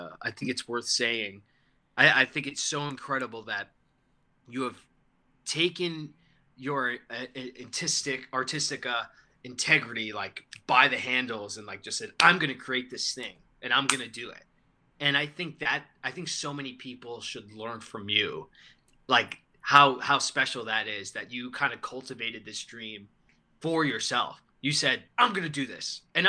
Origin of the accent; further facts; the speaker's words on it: New York, United States; now in Austin, United States; I'm from New York, but I'm currently living in Austin, Texas. I'll be moving back to New York at the end of the month